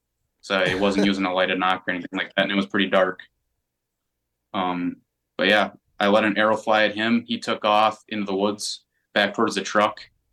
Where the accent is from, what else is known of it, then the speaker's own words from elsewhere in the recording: Wisconsin, United States; And I was brought up in Wisconsin to not pass up an opportunity.